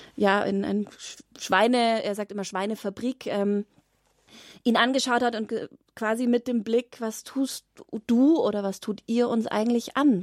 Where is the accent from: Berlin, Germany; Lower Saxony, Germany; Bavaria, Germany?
Bavaria, Germany; Glonn; Ich bin zwei Kilometer Luftlinie in auf Gut Sonnenhausen groß geworden